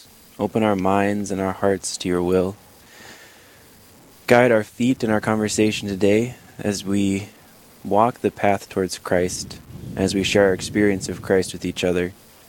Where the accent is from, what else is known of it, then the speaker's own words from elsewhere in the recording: Sioux Falls, South Dakota, United States; I grew up in Sioux Falls. I'm a St. Lambert parishioner, Father John's old parish.